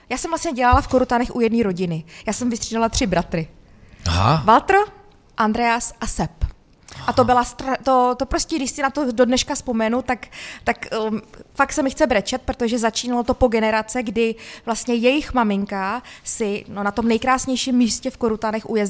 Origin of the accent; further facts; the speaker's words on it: Sudetenland, Czechia; Přece jsem ze Sudet.